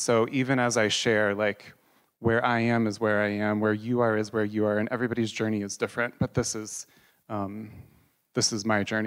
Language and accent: English; Columbus, Ohio, United States; I grew up here in Columbus, Ohio